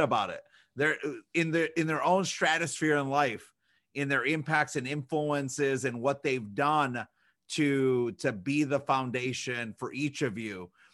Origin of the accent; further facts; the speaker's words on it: Chicago, Illinois, United States; now in Michigan, United States; we grew up in Chicago